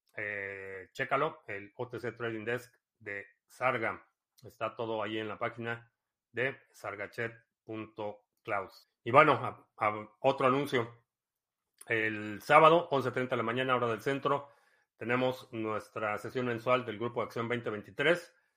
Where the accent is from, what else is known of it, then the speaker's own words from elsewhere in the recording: Ciudad Satélite, State of Mexico, Mexico; moved away; also born or lived in Club de Golf La Hacienda, State of Mexico / Cuautitlán Izcalli; viví en satélite eh, los primeros siete Siete años de mi vida viví en satélite